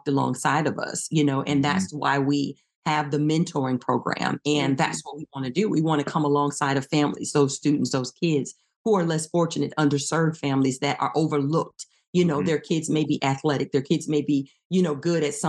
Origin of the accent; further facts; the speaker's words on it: East Chicago, Indiana, United States; moved away as an adult; now in Texas, United States; we're originally both from Indiana. We went to East Chicago Central High School